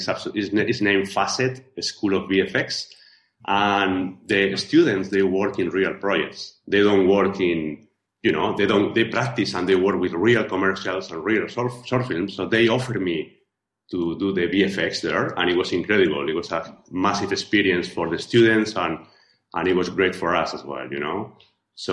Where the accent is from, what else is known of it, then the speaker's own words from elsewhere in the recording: Spain; accent: Spanish; English is a second language; moved away as an adult; I am original from Spain, as you can hear from my accent. You know, I've been living out of Spain for 15 years